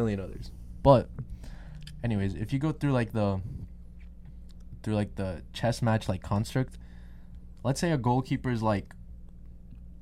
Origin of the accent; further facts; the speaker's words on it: Colombia; moved away; I'm from Colombia